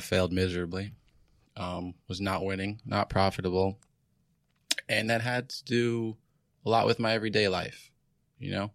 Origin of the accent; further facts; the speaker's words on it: New York, United States; I'm from New York